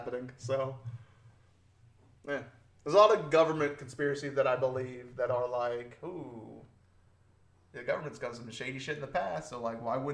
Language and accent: English; United States; I'm an American